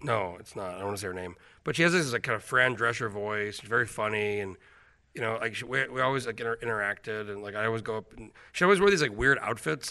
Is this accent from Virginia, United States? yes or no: no; New Mexico, United States; moved away as an adult; also born or lived in Alaska; now in Anchorage, United States; I grew up in New Mexico.